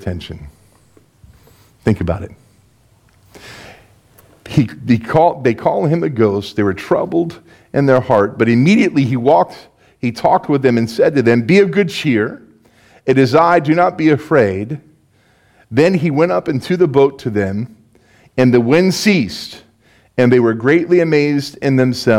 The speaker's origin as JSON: {"language": "English", "town": "West Palm Beach", "region": "Florida", "country": "United States", "tie": "born or raised there", "moved": "as an adult", "lives_now": "Belgium", "said": "I'm born and raised in West Palm Beach. This is home for me."}